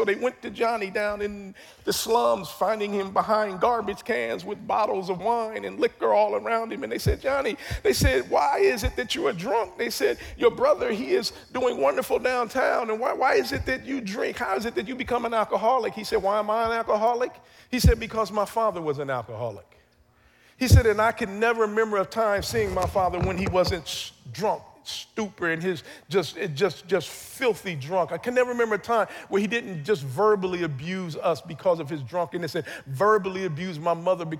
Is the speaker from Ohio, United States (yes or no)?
yes; Columbus, Ohio, United States; the neighborhood I grew up in Columbus, Ohio.